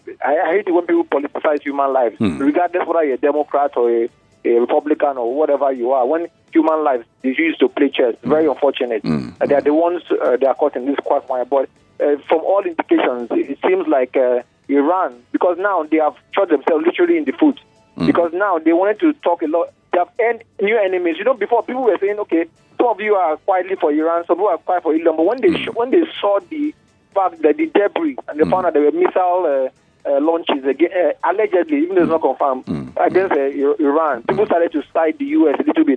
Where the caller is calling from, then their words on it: Akoka, Lagos, Nigeria; It is AY from Akoka.